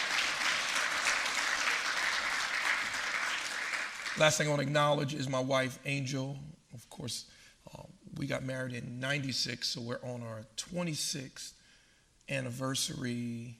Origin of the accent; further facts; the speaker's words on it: Paterson, New Jersey, United States; I grew up in Paterson, New Jersey.